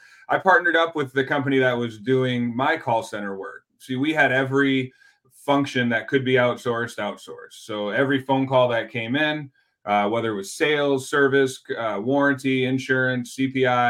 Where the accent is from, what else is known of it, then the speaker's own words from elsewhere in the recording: Michigan, United States; now in Houston, United States; I grew up in Michigan